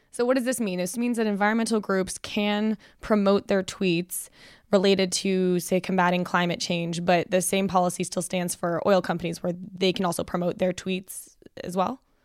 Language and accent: English; Canada; moved away; As a Canadian